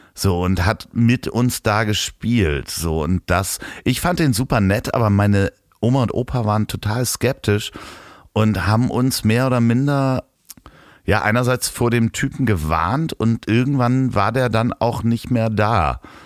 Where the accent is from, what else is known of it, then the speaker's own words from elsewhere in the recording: Germany; ich bin aus Deutschland